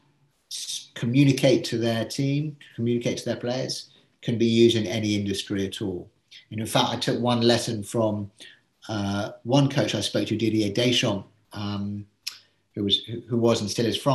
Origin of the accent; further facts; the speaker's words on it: England, United Kingdom; being English